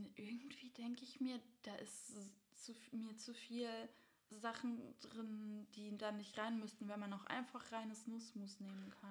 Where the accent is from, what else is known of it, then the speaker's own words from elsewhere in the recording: Baden-Württemberg, Germany; bei uns in Baden-Württemberg